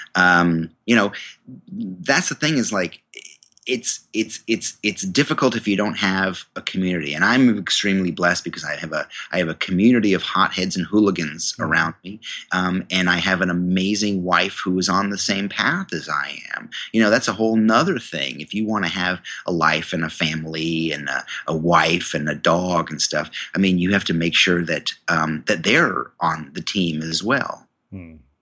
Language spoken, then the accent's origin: English; New York, United States; I went to the university in my hometown, um, State University of New York